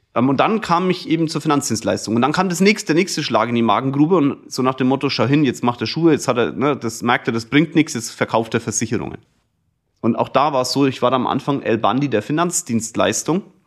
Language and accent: German; Kulmbach, Bavaria, Germany; ich komme aus Kulmbach, das ist ein kleines Dorf, irgendwie hat mich auch jeder gekannt durch den Sport